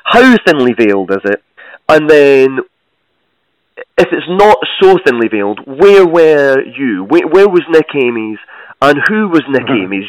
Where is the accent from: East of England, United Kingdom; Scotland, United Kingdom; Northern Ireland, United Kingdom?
Scotland, United Kingdom; I'm Scottish